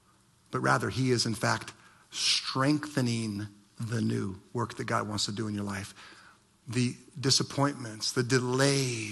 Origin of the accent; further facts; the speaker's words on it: Ohio, United States; moved away; I remember growing up in Ohio and my dad teaching me to drive